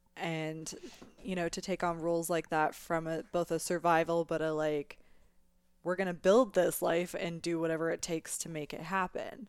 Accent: Canada; also born or lived in Scotland; in Canada since the age of two. So I consider myself very, as Canadian as I could be besides being born here.

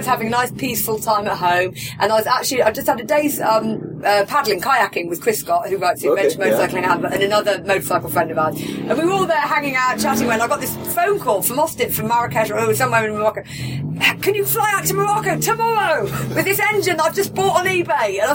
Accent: United Kingdom; as a British person

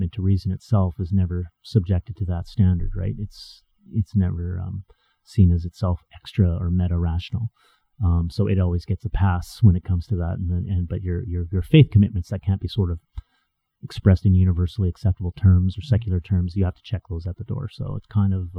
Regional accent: Edmonton, Alberta, Canada; I went to Edmonton Christian High School. I went to, you know, West Edmonton Christian School.

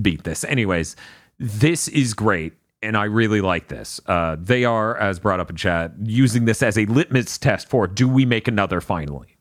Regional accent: Niceville, Florida, United States; born or raised there

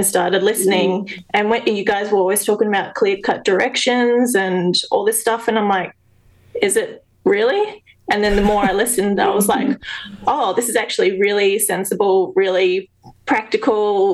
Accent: Australia; also born or lived in South Australia; I'm Australian

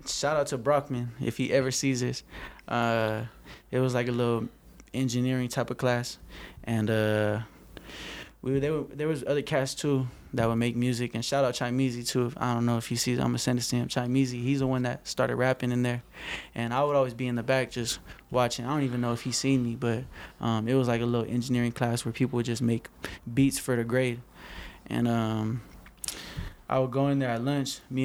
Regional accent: Moreno Valley, California, United States; born or raised there; also born or lived in West Covina, California

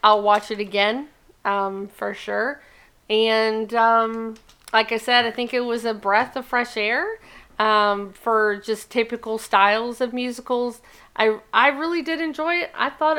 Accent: Virginia, United States; us Virginians are Southerners

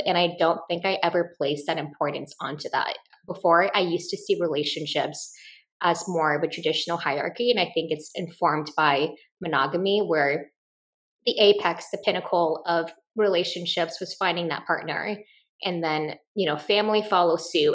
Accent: Midwest, United States; when I grew up in the Midwest

